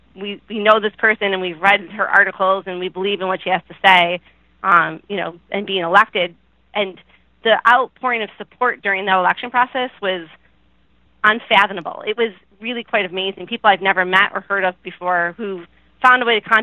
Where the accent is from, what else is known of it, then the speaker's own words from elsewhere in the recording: Buffalo, New York, United States; when I say I'm from New York, people are like, oh, do you go to the city? No, it's quite far away